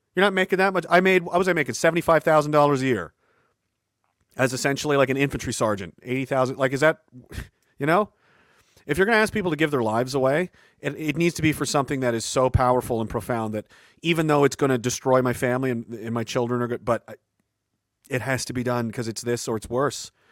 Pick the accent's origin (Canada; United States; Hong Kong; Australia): Canada; a Canadian